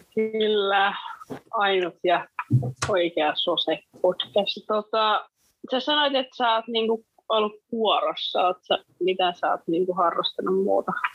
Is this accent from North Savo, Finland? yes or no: no; Orimattila, Päijät-Häme, Finland; moved away as an adult; now in Helsinki, Finland; Mä oon siis Helsingistä kotoisin ja oon sitten muuttanut Orimattilaa ja asunut 113 vuotta lapsuudesta.